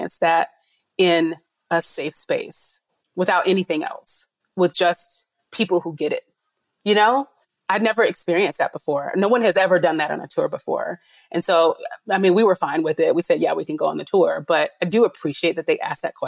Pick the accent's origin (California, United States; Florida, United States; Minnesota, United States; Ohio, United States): Florida, United States; Tallahassee; I grew up in Tallahassee, Florida, which is the capital of Florida.